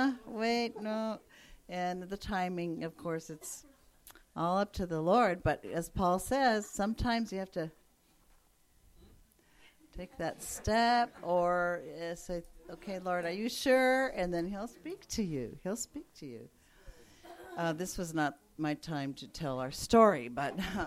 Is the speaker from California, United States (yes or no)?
yes; California, United States; also born or lived in Japan; We're from California